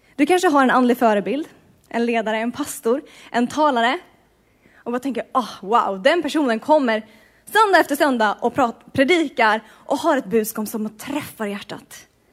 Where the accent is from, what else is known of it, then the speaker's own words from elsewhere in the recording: Sweden; moved away as an adult; now in Bergen, Norway; jag kommer från Sverige